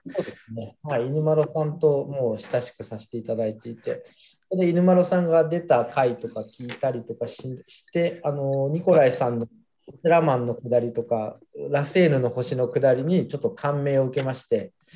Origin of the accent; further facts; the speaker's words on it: Japan; 日本に生まれて